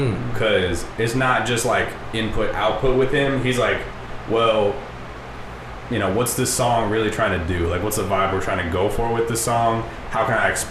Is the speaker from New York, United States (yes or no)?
no; Orange, California, United States; now in Santa Ana, United States; my address has always been Santa Ana, and I grew up in Orange